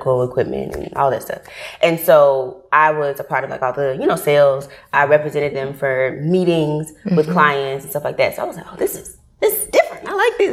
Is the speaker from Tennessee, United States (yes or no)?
yes; Memphis, Tennessee, United States; accent: country; moved away as an adult; now in Atlanta, United States; when I grew up in Memphis. I'm from Memphis, Tennessee